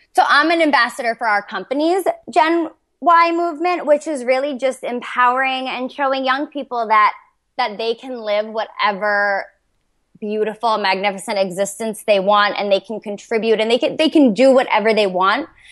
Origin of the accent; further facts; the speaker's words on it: Toms River, New Jersey, United States; I'm from Toms River, New Jersey